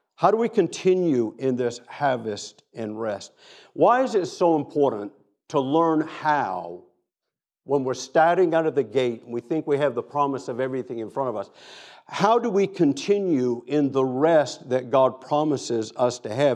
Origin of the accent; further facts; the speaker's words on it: Down East Maine, United States; moved away; also born or lived in Boston area / Tennessee / Atlanta; I grew up in Down East Maine